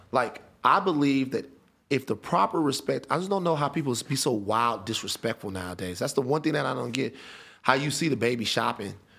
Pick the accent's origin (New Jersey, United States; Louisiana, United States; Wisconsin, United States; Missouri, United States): Louisiana, United States; Baton Rouge; I'm from Baton Rouge